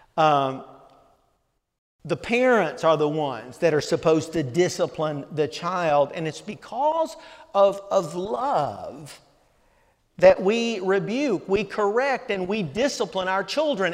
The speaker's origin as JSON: {"language": "English", "region": "the South", "country": "United States", "tie": "born or raised there", "said": "growing up in the South"}